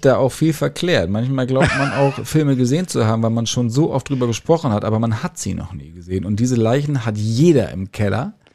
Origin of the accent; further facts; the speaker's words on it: Lower Saxony, Germany; in meiner Heimatstadt in Niedersachsen